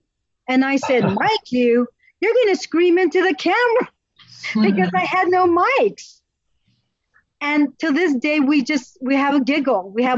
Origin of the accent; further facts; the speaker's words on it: Netherlands; also born or lived in Italy / Azores; I grew up in the Netherlands. I grew up in Italy, and I grew up in the Azores on an island in the North Atlantic Ocean.